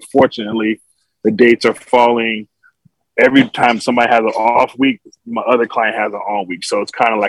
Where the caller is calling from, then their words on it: Burbank, California, United States; I'm joining you from Center Stage Rehearsal Studio in Burbank, California, where I'm currently doing summer rehearsals